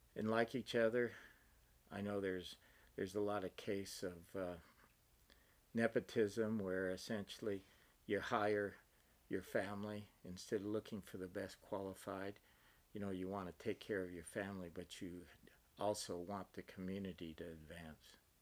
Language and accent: English; Eastern Oregon, United States; moved away as an adult; also born or lived in Utah / Alberta, Canada; now in Socorro, United States; I grew up in Eastern Oregon on a dairy, small dairy farm